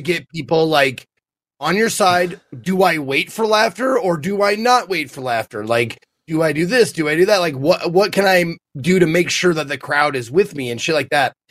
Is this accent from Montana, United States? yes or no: yes; Montana, United States; I'm from Montana